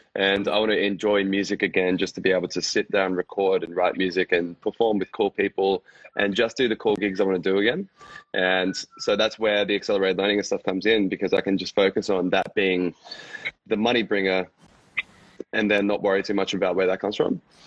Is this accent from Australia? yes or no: yes; Brisbane, Queensland, Australia; also born or lived in Dubai; now in Gold Coast, Australia; So I'm from Australia, from Brisbane, generally, but I'm actually now living on the Gold Coast.